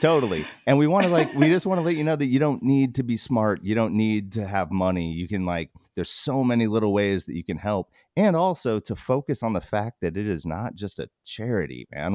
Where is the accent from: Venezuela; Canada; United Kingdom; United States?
United States; Alaska; we grew up in Alaska